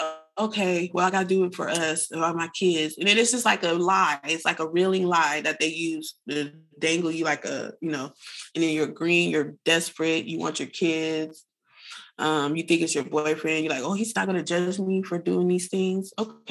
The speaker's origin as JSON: {"language": "English", "town": "San Bernardino", "region": "California", "country": "United States", "moved": "yes", "lives_now": "Los Angeles, United States", "said": "I'm not from LA. I'm green as heck. I'm from San Bernardino. I got here on a train with $6."}